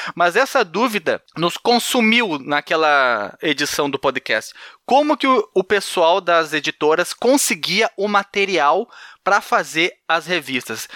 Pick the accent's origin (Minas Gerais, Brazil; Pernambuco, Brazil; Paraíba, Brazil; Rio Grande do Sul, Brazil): Minas Gerais, Brazil; Barbacena; quando eu era pequeno lá em Barbacena